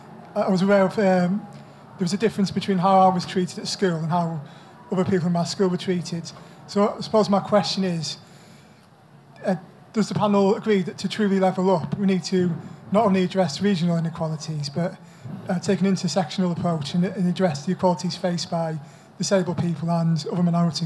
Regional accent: the North East, North East England, United Kingdom; I grew up in the North East.

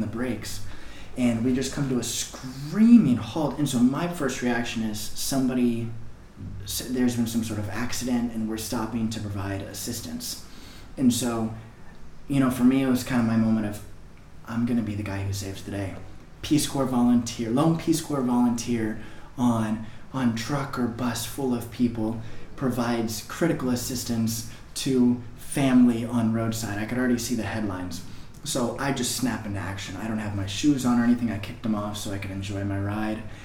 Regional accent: Texas, United States; moved away as an adult; now in Dominican Republic; a 17 and 18 year old boy growing up in Texas

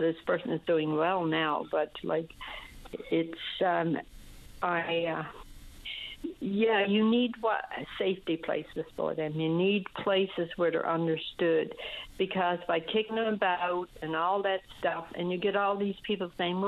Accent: Newfoundland and Labrador, Canada; moved away as an adult; also born or lived in Ontario; I moved from Ontario and I retired back home in Newfoundland

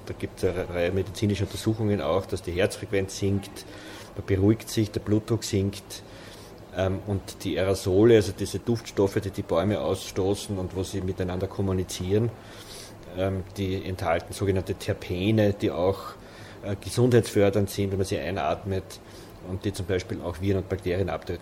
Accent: Waldviertel, Lower Austria, Austria; Ich bin im Waldviertel aufgewachsen

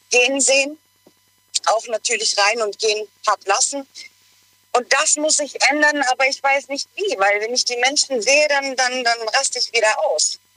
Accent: Stuttgart, Baden-Württemberg, Germany; Ich bin aus Stuttgart.

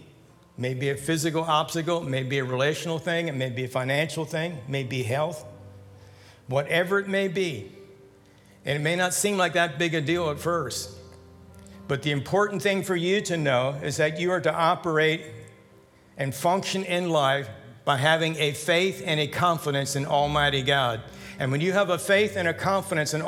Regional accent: Lancaster County, Pennsylvania, United States; I grew up in Lancaster County

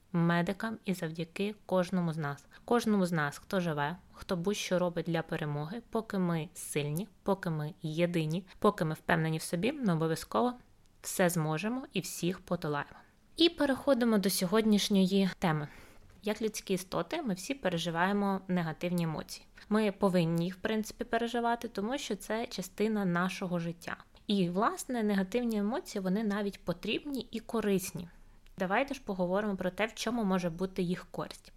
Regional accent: Ukraine; до нас, українців

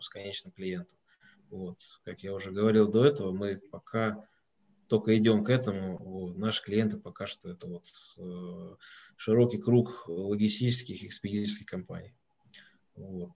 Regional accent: Moscow, Russia; Я из Москвы, не из Петербурга

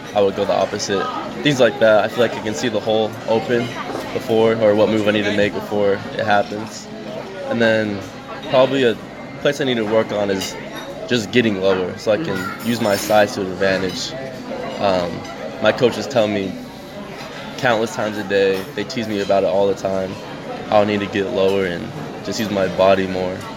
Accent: Trenton, New Jersey, United States; also born or lived in Utah; I was born in Utah, but I moved out here when I was about four, five. Those are my first memories of life is being out here, being in Trenton, Hamilton, that area

